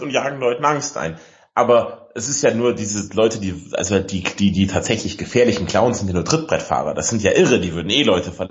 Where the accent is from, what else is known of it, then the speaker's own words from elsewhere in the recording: Ottobeuren, Bavaria, Germany; Ich komme ja bekanntermaßen aus Otto Ottoweuren im Allgäu.